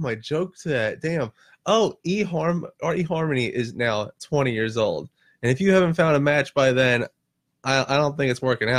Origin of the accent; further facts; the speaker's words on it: Florida, United States; also born or lived in Long Island, New York; Being that I did grow up in Florida, I know I did say I'm from Long Island. I was there for 18 months and then they shipped me down to Florida.